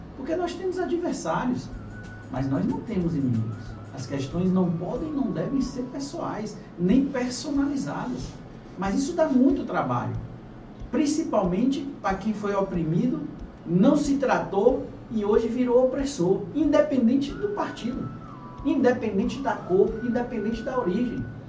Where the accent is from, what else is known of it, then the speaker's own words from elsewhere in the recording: Itabuna, Bahia, Brazil; Eu nasci em Itabuna